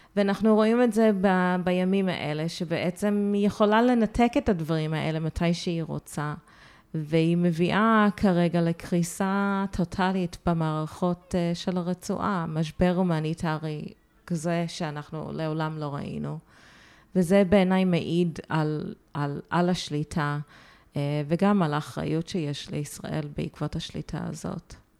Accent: United States; born or raised there; moved away as an adult; also born or lived in Haifa, Israel; now in Tel Aviv, Israel

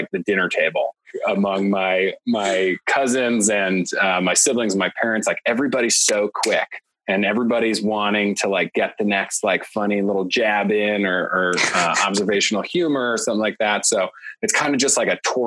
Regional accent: Chicago, Illinois, United States; born or raised there

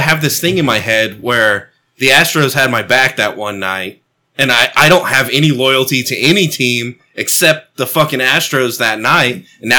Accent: Texas, United States; I'm from Texas

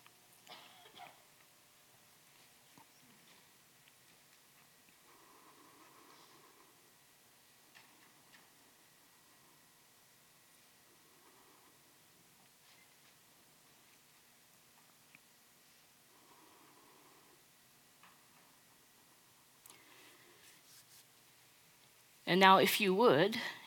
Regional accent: United States; moved away as an adult; now in Dallas, United States; I was born and raised in the New York, New Jersey area. Basically lived there my entire life until I moved here to Dallas 5 years ago for seminary

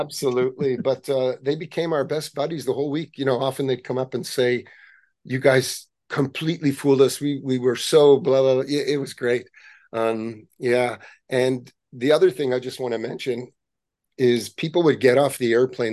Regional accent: Montreal, Quebec, Canada; we grew up in Montreal

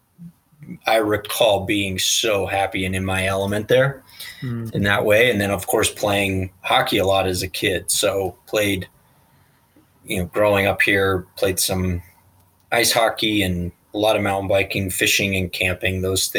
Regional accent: Colorado Springs, Colorado, United States; also born or lived in Fort Collins; Born and raised in Colorado Springs

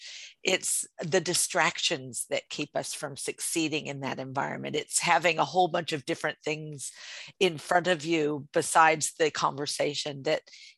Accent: United States; now in Sydney, Australia; I am an American living in Australia

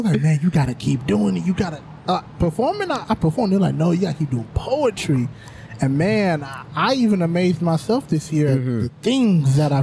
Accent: Houston, Texas, United States; I'm originally from Houston, Texas, born and raised in Houston, Texas.

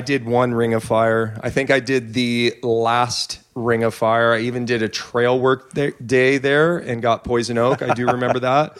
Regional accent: Petaluma, California, United States; I grew up in Petaluma

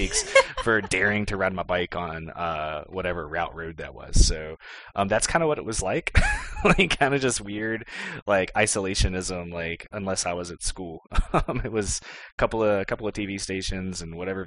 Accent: Clifton Forge, Virginia, United States; moved away as an adult; also born or lived in Texas; I always tell people I'm from Clifton Forge, and we moved into Clifton Forge proper when I was like 13 or 14. But we actually lived in a tiny little community named Sharon, like probably a good 3 or 4 miles outside

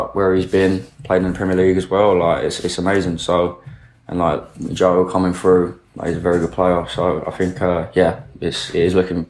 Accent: Charlton, London, United Kingdom; As growing up in Charlton as well, like you know about Luton, so it's like, you can't dismiss it, really.

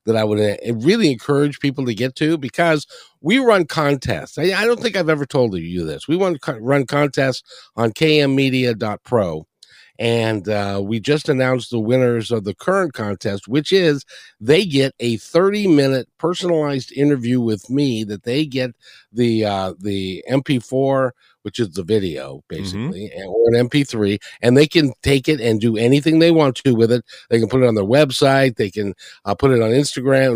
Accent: Kenmore, Washington, United States; moved away; I grew up in Kenmore

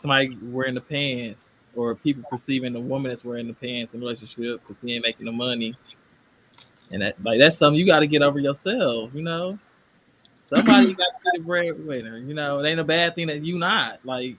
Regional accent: Milwaukee, Wisconsin, United States; I'm from Milwaukee.

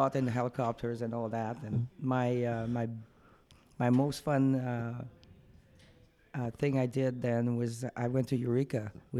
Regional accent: Quebec, Canada; first language French; English is a second language; now in Calgary, Canada; French speaking, obviously. I'm from Quebec originally. I currently live in Calgary, Alberta, and that's where I work from.

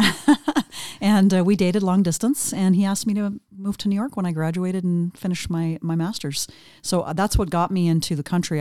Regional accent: interior of British Columbia, Canada; moved away; also born or lived in Vancouver Island / Vancouver; I grew up in the interior of British Columbia, which is about northwest, about middle of the province of British Columbia.

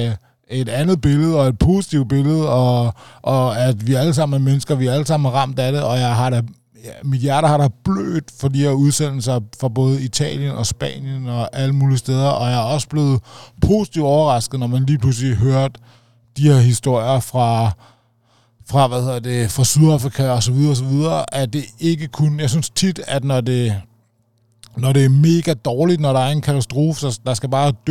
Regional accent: Denmark; tænkt, at jeg er dansker med dansk pas, og når jeg nu skal benytte mig over grænsen, så må jeg også hellere følge de regler, der er her.

